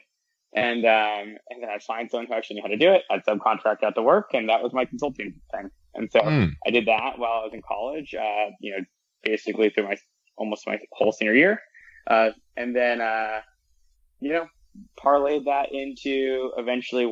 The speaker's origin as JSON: {"language": "English", "region": "Southern California", "country": "United States", "tie": "born or raised there", "also_born_or_lived": "Ithaca, New York", "moved": "as an adult", "said": "I grew up in Southern California."}